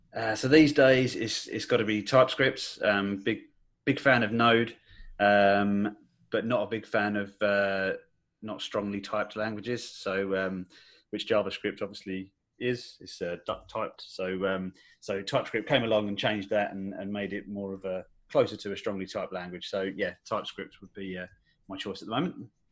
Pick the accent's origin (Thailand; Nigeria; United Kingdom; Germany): United Kingdom; Essex, near Colchester, East of England; in in Essex, uh, so near near Colchester, basically.